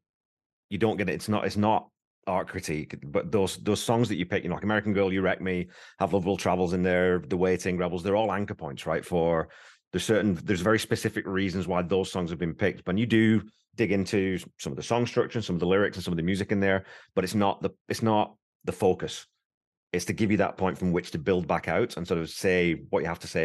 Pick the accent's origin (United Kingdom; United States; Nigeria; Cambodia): United Kingdom; England; I knew because I'm English